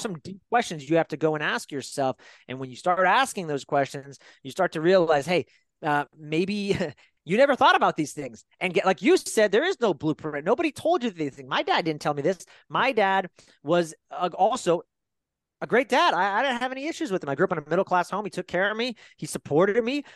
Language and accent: English; Fairfield, California, United States; I grew up in Fairfield, California, uh, about an hour away from San Francisco